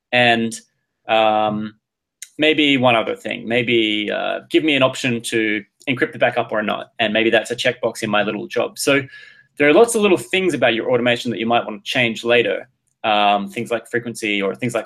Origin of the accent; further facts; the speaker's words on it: Adelaide, South Australia, Australia; now in Boston, United States; I'm from a town called Adelaide, the capital of South Australia, which is a state in Australia